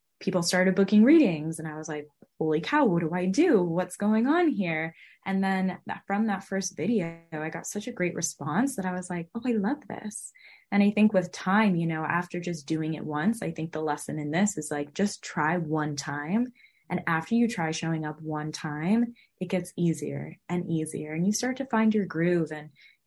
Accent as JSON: {"language": "English", "region": "California", "country": "United States", "tie": "born or raised there", "also_born_or_lived": "Los Angeles", "said": "I was born and raised in California"}